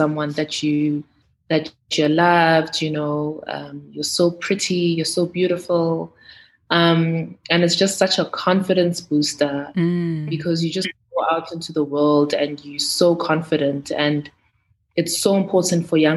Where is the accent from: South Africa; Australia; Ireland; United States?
South Africa; Johannesburg, Gauteng; also born or lived in Sandton; I grew up in Soweto, first 8 years of my life. And then I moved to the Burbs with my mom.